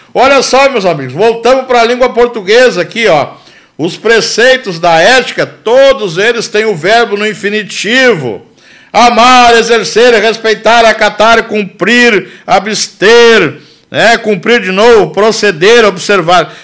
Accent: Brazil; Sou brasileiro com muito orgulho

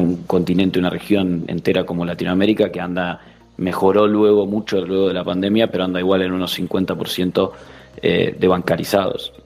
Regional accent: Uruguay; moved away as an adult; also born or lived in São Paulo, Brazil; now in Spain; vengo de, nacido en Uruguay, pero de padres gallegos.

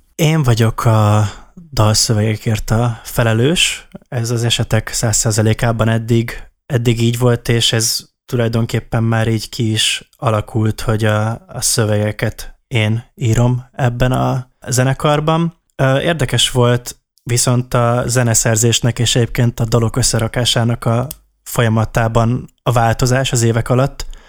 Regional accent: Szolnok, Jász-Nagykun-Szolnok, Hungary; mi az ideával is szolnokiak vagyunk, és ő is, a Janka is uh, szolnoki, és általános iskoláskorunk óta ismerjük egymást

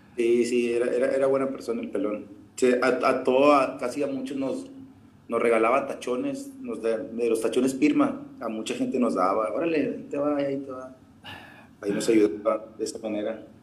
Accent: Colonia Francisco Villa, Nuevo León, Mexico; acá de la colonia de la Francisco Villa, de donde soy yo

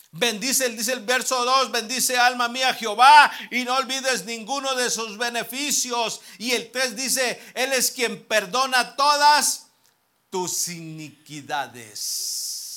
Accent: Mexico; nosotros los mexicanos

